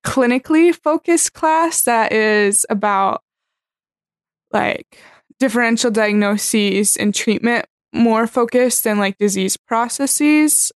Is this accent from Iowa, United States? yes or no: yes; Pella, Iowa, United States; I'm from a small town in Iowa called Pella